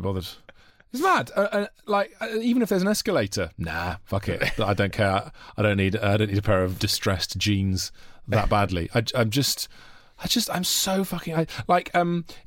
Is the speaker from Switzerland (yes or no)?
no; Monmouth, Wales, United Kingdom; up in a little town called called Monmouth